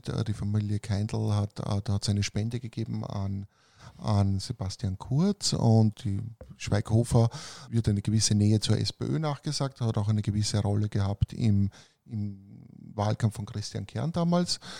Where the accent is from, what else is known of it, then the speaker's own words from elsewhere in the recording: Romania; Weil bei uns in Rumänien haben sie gesagt, das ist ein Riesenthema natürlich.